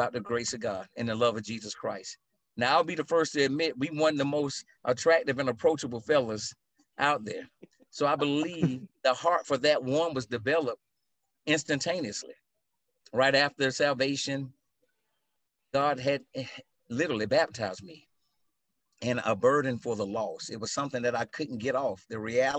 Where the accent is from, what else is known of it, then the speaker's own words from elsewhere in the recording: Atlanta, Georgia, United States; I grew up in South DeKalb, right here in Atlanta